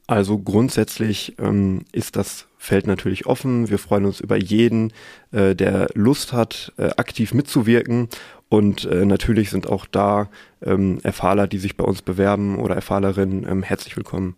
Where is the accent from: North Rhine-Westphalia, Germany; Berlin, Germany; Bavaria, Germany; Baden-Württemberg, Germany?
North Rhine-Westphalia, Germany; Sauerland; moved away as an adult; now in Münster, Germany; gebürtiger Sauerländer, habe dort auch äh, meinen Bachelor gemacht